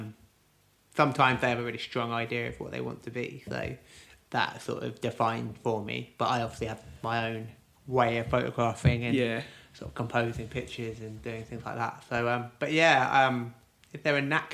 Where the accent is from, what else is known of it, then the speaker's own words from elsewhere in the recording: Cirencester, South West England, United Kingdom; moved away; I grew up in Gloucestershire, like a little sort of market town called Cirencester